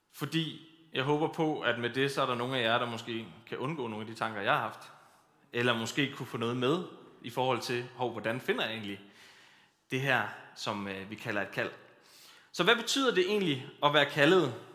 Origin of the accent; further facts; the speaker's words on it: Kolding, Southern Denmark, Denmark; Jeg kommer fra Kolding, fra apostolsk Mekka, som vi kalder det